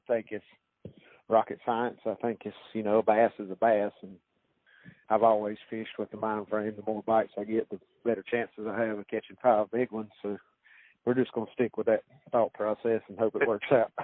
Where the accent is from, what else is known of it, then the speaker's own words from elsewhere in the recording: North Carolina, United States; my home state